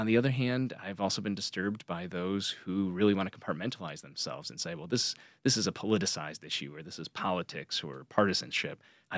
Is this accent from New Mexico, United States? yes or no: no; New York, United States; also born or lived in Pensacola, Florida / North Carolina / South Carolina / Connecticut; I was born in Pensacola, Florida. My father was a Marine Corps officer, so I lived in North Carolina, South Carolina, Connecticut, and then eventually my parents, after my father left active service, returned to where they were both from in upstate New York.